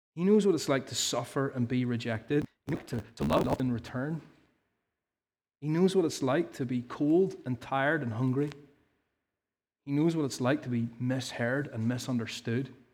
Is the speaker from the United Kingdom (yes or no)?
yes; Ballymena, Northern Ireland, United Kingdom; I can't say that in a posh way, 'cause I have no teas, 'cause I'm from Ballymena